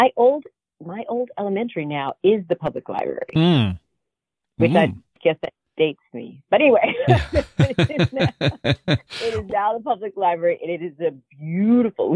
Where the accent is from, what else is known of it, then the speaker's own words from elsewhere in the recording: Aiken, South Carolina, United States; I grew up in a very, very small town called Aiken, South Carolina